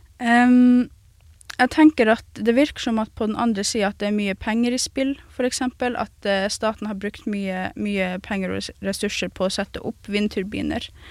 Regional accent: Kautokeino, Finnmark, Norway; jeg vokste opp i en plass som Kautokeino

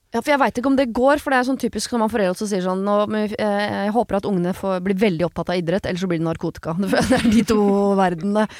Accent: Oslo, Norway; moved away as an adult; tidligere byvanker, jeg, i og med ja. at jeg er fra Oslo sentrum

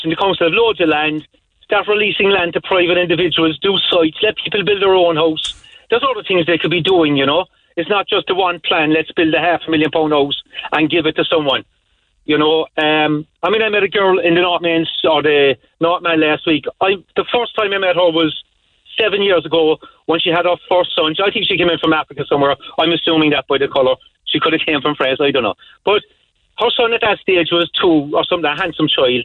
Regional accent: Ireland; as Irish people

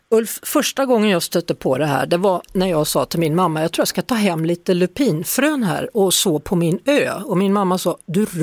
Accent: Stockholm, Stockholm County, Sweden; Nu är det i alla fall … då, så heter låten som släpptes i förra veckan. En hommage till min hemstad.

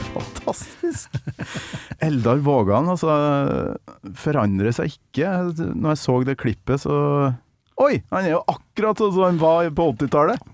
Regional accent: Trøndelag, Norway; jeg kommer fra Nord-Trøndelag

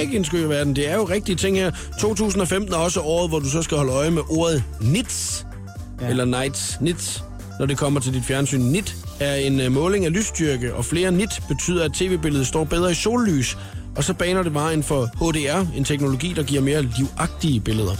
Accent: Svendborg, Southern Denmark, Denmark; moved away; vi, øh, har begge to haft vores ungdom i, øh, Svendborg

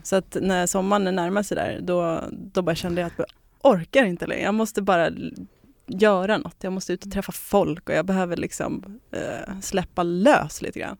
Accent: Södertälje, Stockholm County, Sweden; moved away as an adult; now in Trosa, Sweden; Södertälje är jag ifrån

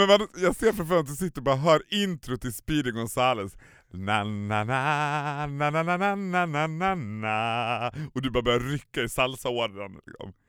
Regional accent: Borlänge, Dalarna County, Sweden; now in Stockholm, Sweden; hemma i Borlänge när man var liten

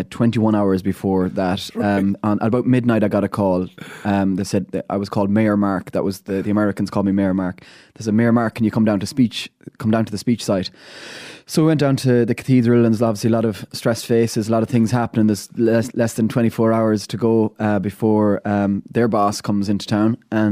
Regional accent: Ballina, County Mayo, Ireland; I grew up in Ballina, second youngest of 13 kids.

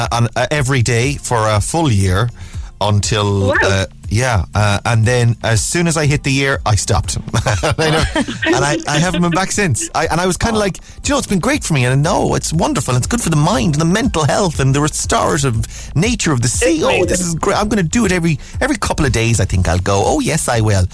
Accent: Galway, Connacht, Ireland; moved away; I lived in Galway for a few years when I was a kid.

